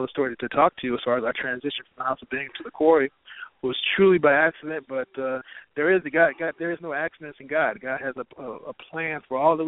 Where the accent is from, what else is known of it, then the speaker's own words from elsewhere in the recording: Chicago, Illinois, United States; growing up in South Shore